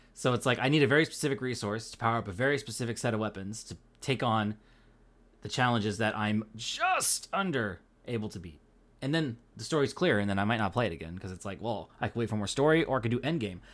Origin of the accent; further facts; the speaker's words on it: Pacific Northwest, United States; accent: Pacific Northwest; I'm not from the East Coast. I'm from the Pacific Northwest.